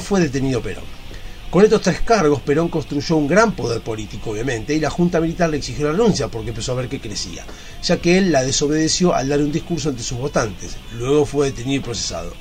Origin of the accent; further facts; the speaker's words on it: Argentina; Somos argentinos